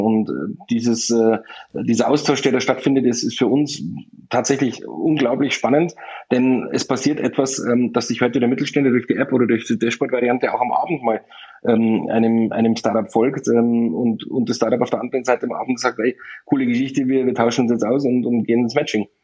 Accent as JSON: {"language": "German", "town": "Landshut", "region": "Bavaria", "country": "Germany", "said": "ich komme aus Niederbayern, in der Nähe von München, im Landshut"}